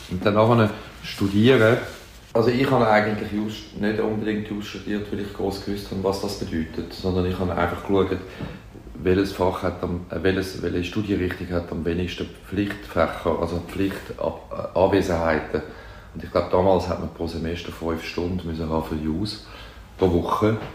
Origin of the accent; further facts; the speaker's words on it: Zürich, Switzerland; Im Seefeld, okay. Feldeckstrasse. Ja. Ecke äh, Mühlenbachstrasse.